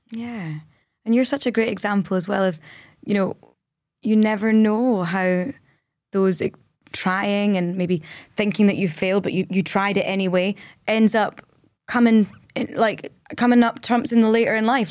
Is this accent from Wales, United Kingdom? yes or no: no; Scotland, United Kingdom; we're Scottish.